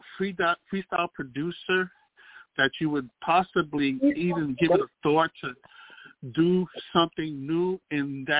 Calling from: New York City, New York, United States; I'm calling from the Boogie Down Bronx.

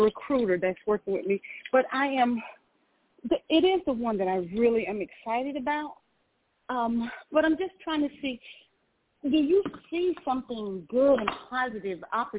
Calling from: Georgia, United States; I'm calling from Georgia.

